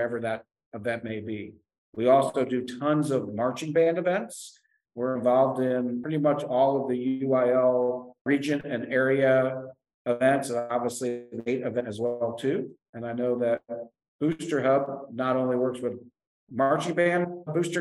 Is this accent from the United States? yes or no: yes; Connecticut, United States; moved away; I'm originally from Connecticut